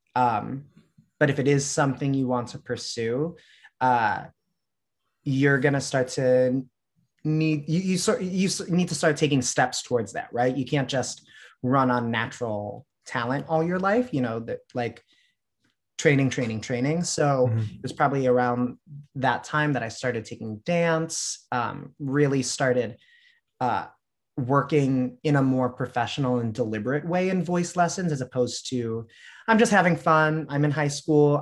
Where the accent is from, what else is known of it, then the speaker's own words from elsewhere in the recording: Chicago, Illinois, United States; I was born in Chicago, grew up in the southwest suburbs